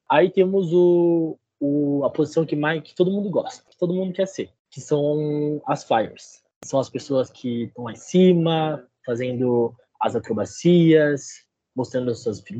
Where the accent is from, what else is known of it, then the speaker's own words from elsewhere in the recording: Registro, São Paulo, Brazil; now in Ponta Grossa, Brazil; eu tenho 22 anos, curso engenharia elétrica. Eu sou do interior de São Paulo, cidade de Registro.